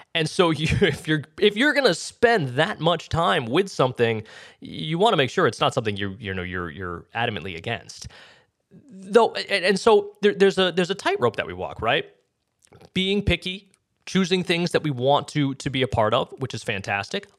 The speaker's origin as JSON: {"language": "English", "region": "New England", "country": "United States", "said": "I am from New England"}